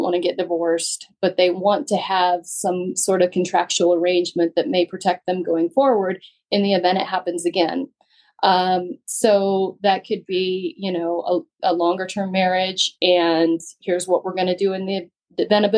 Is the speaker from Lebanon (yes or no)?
no; Western Slope, Colorado, United States; also born or lived in Douglas and Arapahoe County, Colorado; I grew up on the Western Slope.